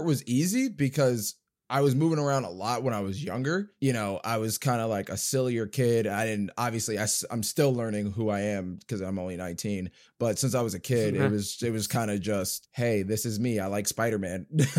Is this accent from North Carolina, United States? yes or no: no; Jersey City, New Jersey, United States; born there; also born or lived in California / Georgia; now in Dayton, United States; Well, I was born in Jersey City, New Jersey, but I bounced around different states. I've lived in California. I lived in Georgia. I went back to New Jersey, but now I live in Dayton, Ohio